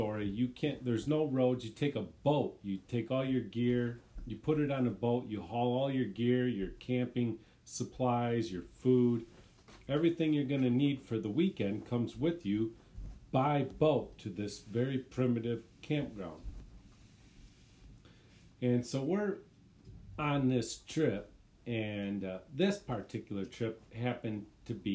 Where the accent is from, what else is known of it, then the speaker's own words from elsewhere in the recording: Michigan, United States; we are from Michigan